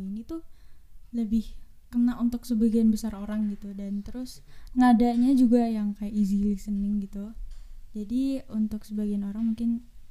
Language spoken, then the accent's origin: Indonesian; Malang, East Java, Indonesia; aku berasal dari Kota Malang